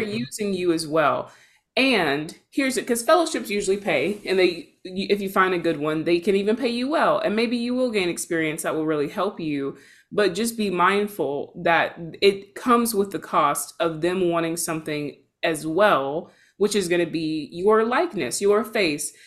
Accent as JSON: {"language": "English", "region": "Georgia", "country": "United States", "moved": "yes", "lives_now": "Seattle, United States", "said": "I'm based in Seattle, but I'm from Georgia"}